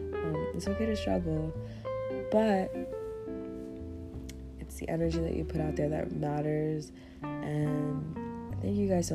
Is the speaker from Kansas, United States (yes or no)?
yes; Kansas, United States; I'm from Kansas. Anyway, Kansas is like the epicenter right now of where all the pollen is, and I'm dying.